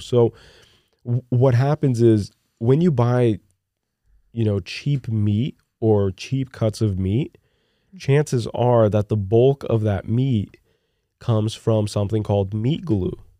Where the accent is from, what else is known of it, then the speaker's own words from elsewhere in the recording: Newark, New Jersey, United States; also born or lived in Brazil; growing up in Newark, Newark, New Jersey, Iron Bound area of Newark